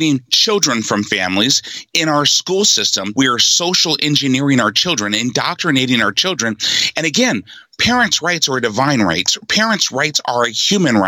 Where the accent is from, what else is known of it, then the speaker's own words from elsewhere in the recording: Seattle, Washington, United States; also born or lived in Oakland, California; Mom moved us to Seattle. I was raised in Seattle.